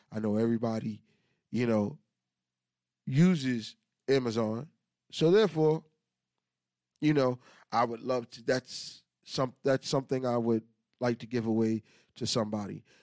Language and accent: English; New York City, New York, United States; I'm from Queens